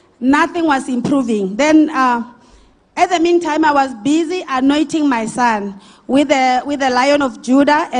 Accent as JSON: {"language": "English", "town": "Steelpoort", "region": "Limpopo", "country": "South Africa", "tie": "born or raised there", "also_born_or_lived": "Grootvlei", "said": "I'm originally from Grootvlei, but my hometown is in Limpopo, Stilpoort"}